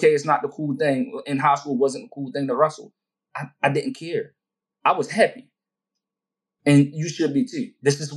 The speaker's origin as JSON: {"language": "English", "town": "Baltimore", "region": "Maryland", "country": "United States", "said": "I'm from Baltimore."}